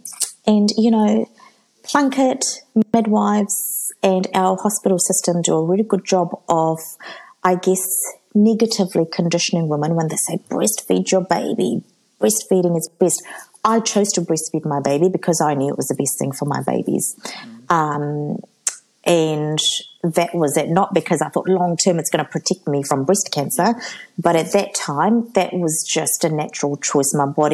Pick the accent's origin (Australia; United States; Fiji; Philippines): Fiji; because I'm from Fiji.